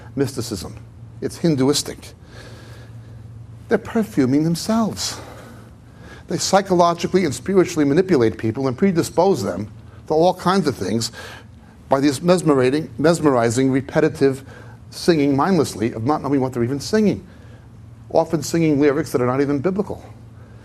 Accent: United States; also born or lived in Israel; now in England; I live mainly in England than in Israel, even though I was born in America.

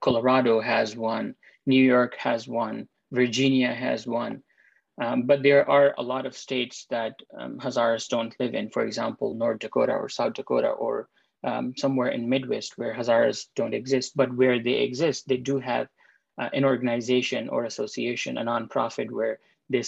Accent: Quetta, Balochistan, Pakistan; I was born in Quetta, that is close to the border of Afghanistan. I was born there, raised there, went to schools there.

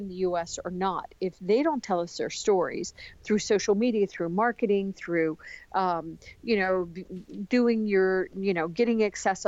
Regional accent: United States; I love being an American in the United States. I love living in the United States

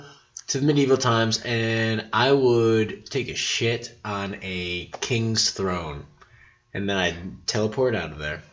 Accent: Petoskey, Michigan, United States; I'm from Petoskey, Michigan.

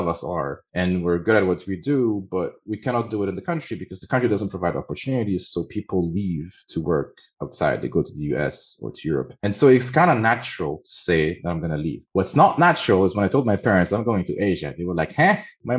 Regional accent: Beirut, Beirut Governorate, Lebanon; first language French; English is a second language; also born or lived in Thailand; now in Paris, France; Beirut, where I was born, and Thailand, where I lived for a while

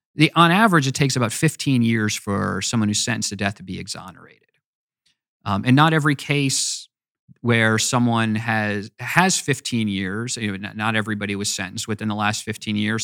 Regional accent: United States; also born or lived in Virginia; I love being an American

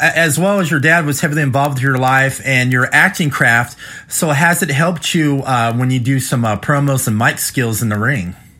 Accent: Midwest, United States; also born or lived in West Coast; I live in the Midwest, but um, you know I grew up out in the West Coast as well. Most of my life in the Midwest

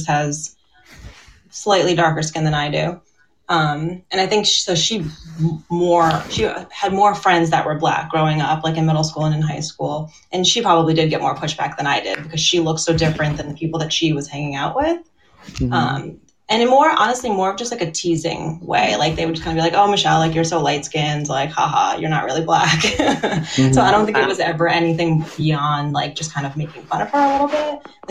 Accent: Maplewood, New Jersey, United States; I grew up in New Jersey. It's where I actually am right now. Maplewood, okay. New Jersey.

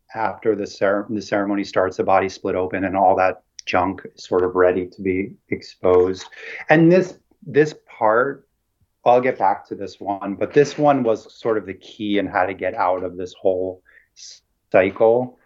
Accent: Central New Jersey, United States; now in Brooklyn, United States; I grew up in Jersey, in like Central Jersey

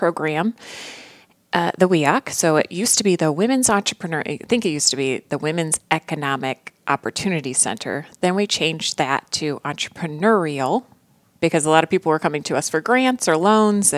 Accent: Fremont, Indiana, United States; also born or lived in Chicago / Colorado; now in Fort Wayne, United States; I grew up in Fremont, so a rural town of Fort Wayne

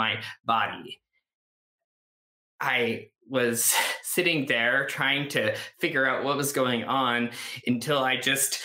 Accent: Canada; I grew up in Canada.

